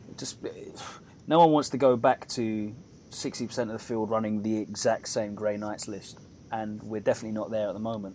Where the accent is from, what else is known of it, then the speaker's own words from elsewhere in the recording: United Kingdom; as a Brit sort of viewing from afar